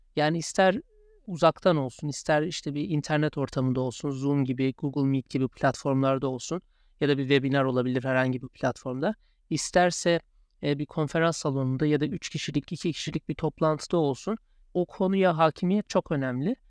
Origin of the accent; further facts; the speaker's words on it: Turkey; accent: Turkish; first language Turkish; moved away as an adult; also born or lived in Chicago, United States; now in London, United Kingdom; bizler Türkiye'liyiz, Türk'üz ve Türkiye aksanıyla konuşmaya da meyilliyiz